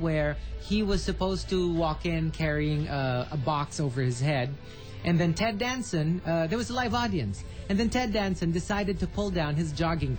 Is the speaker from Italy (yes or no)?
yes; Italy; also born or lived in France; Plus, I was born in France, but I was raised in Italy.